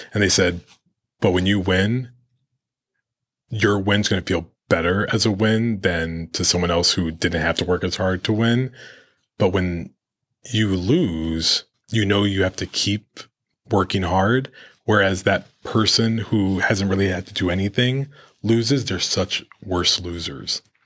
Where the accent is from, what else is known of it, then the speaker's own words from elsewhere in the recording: New York, United States; as a Latino growing up in New York